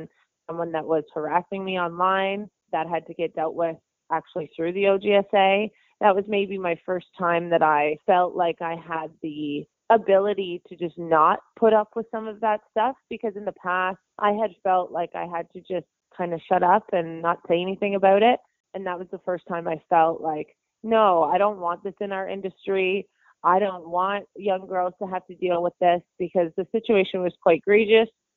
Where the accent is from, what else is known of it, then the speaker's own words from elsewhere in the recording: Beaverton, Ontario, Canada; the hometown that I grew up in Beaverton, Ontario